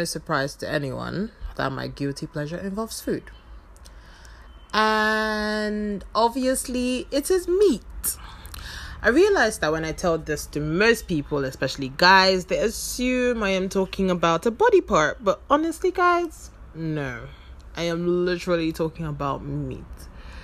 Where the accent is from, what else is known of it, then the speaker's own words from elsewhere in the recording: the South, southern Nigeria, Nigeria; now in Abuja, Nigeria; I live in Abuja, Nigeria, although I am originally from the South